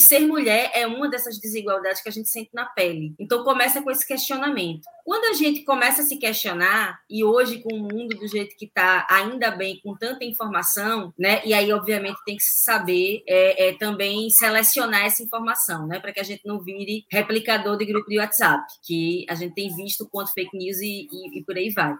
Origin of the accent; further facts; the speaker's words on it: Recife, Pernambuco, Brazil; Eu fui criada aqui em Recife, mas numa zona mais periférica, de praia